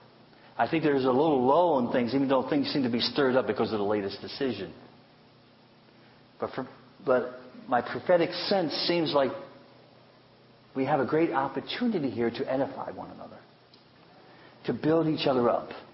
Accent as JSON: {"language": "English", "country": "United States", "said": "I love being an American. I really love living in this country"}